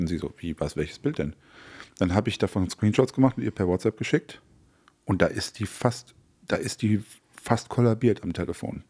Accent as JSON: {"language": "German", "region": "North Rhine-Westphalia", "country": "Germany", "tie": "born or raised there", "said": "ich bin ja äh, in Westfalen groß geworden, mhm. Äh, direkt an der Lippe."}